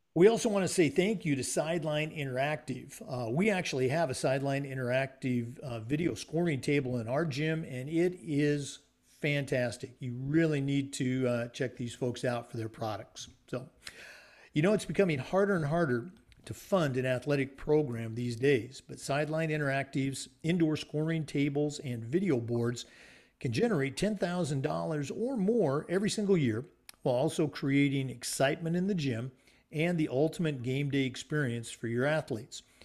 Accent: Oregon, United States; also born or lived in Houston, Texas; now in Florida, United States; I was born and raised in Oregon

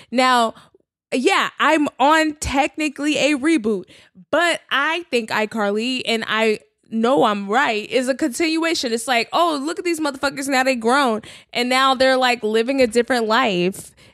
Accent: Texas, United States; also born or lived in New York City; now in Los Angeles, United States; I'm from Texas. Like, I grew up in big houses.

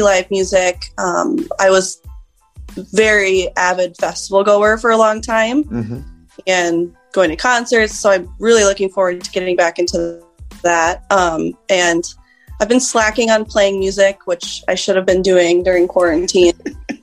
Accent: Albert Lea, Minnesota, United States; born and raised in Albert Lea

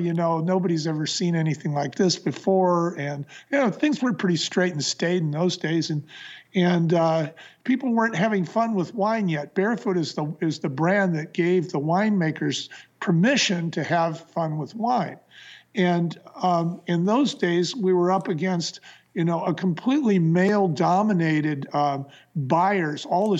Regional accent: San Francisco, California, United States; Bonnie came from Portland and I came from San Francisco. And I came north into the wine country

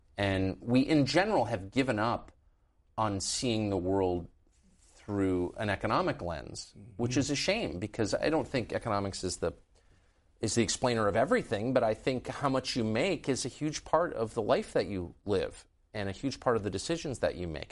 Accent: San Diego, California, United States; also born or lived in San Francisco / Los Angeles; I grew up in California. I was born in San Francisco and lived in Los Angeles, and then really grew up in La Jolla

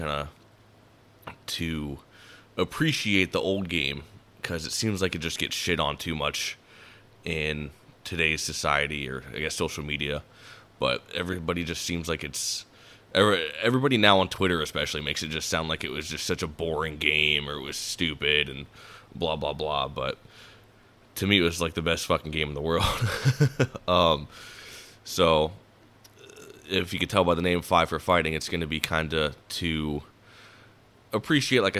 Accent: Davenport, Iowa, United States; I was born in 1996, and I was born in Davenport, Iowa, which is part of the Quad Cities.

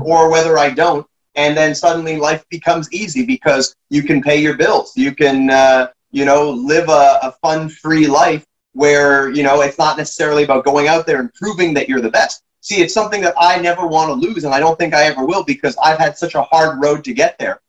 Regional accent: Canada

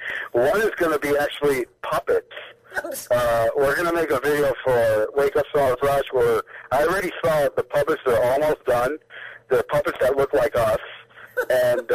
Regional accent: Miami Beach, Florida, United States; I'm from Miami Beach

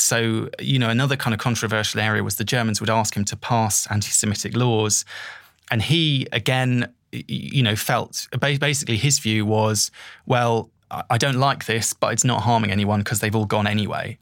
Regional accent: England, United Kingdom; I was going there as someone from the mainland, you know, going there as an English person

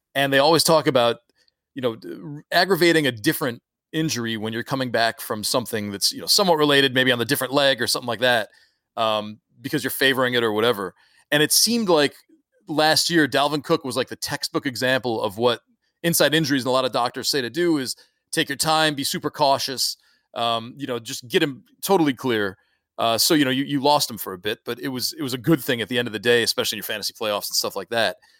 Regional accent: Syracuse, New York, United States; I grew up in Syracuse

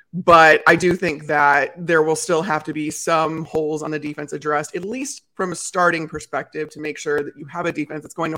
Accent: Chicago, Illinois, United States; growing up in Chicago

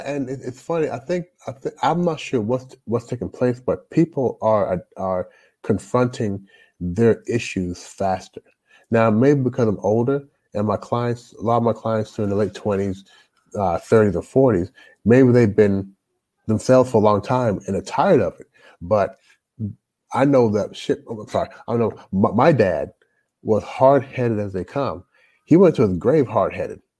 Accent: Toronto, Ontario, Canada; now in United States; I'm a Canadian born Jamaican.

